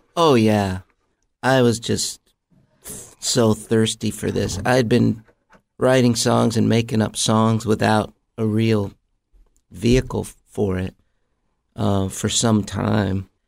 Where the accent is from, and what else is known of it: Mount Vernon, Iowa, United States; born or raised there; moved away; also born or lived in Los Angeles